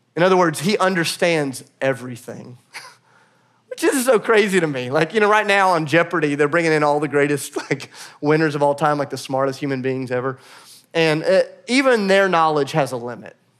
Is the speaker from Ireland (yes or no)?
no; United States; as American Christians